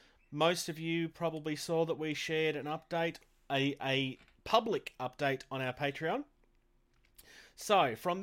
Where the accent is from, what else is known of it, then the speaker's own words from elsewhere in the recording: Australia; I'm from Australia